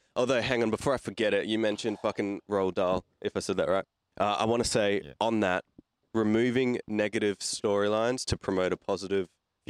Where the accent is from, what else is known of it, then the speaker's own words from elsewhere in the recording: Australia; I'm Aussie.